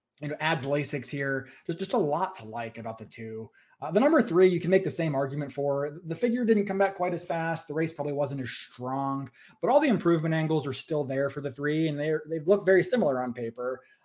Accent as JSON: {"language": "English", "region": "West Virginia", "country": "United States", "said": "You know, I'm from West Virginia, so we don't like big numbers."}